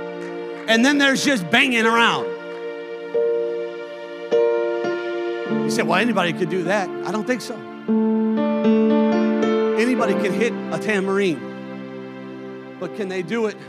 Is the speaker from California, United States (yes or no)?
no; Chicago, Illinois, United States; now in Eagle Lake, United States; I grew up in Chicago